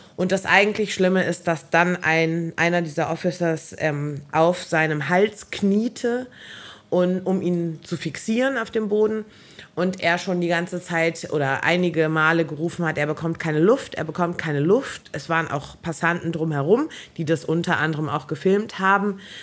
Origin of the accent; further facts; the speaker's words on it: Germany; ich bin halt urdeutsch. Also ich bin in Deutschland geboren